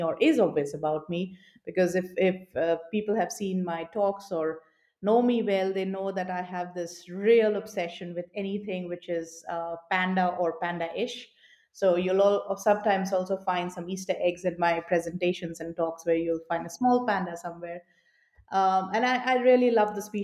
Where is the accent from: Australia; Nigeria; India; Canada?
India; Delhi; moved away as an adult; also born or lived in Sweden / Czech Republic; now in Berlin, Germany; I'm born and brought up in Delhi, spent pretty much my life working through in different cities in India and then moved to Europe in 2014.